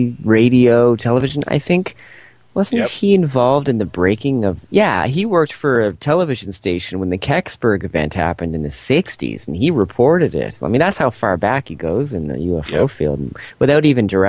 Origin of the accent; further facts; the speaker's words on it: Canada; I'm from Canada. We're pretty nice up here.